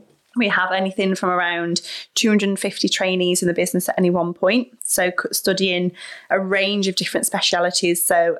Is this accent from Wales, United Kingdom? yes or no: no; Cannock, West Midlands, United Kingdom; moved away as an adult; now in Manchester, United Kingdom; So born and raised in Cannock, so proud West Midlander. Went up to the shiny big lights of the big city for university back in 2010. So went up to Manchester University and never left, really.